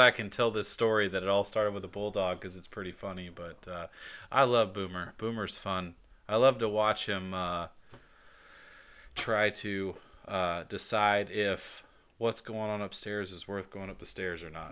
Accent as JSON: {"language": "English", "region": "Georgia", "country": "United States", "said": "I'm from Georgia"}